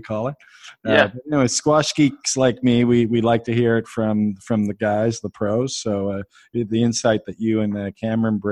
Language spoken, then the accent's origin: English; Halifax, Nova Scotia, Canada; I'm from Halifax, by the way, in Nova Scotia